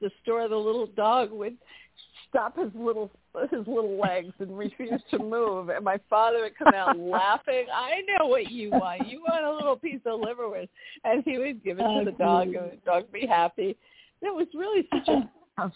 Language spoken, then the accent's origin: English; New York City, New York, United States; I grew up in Manhattan.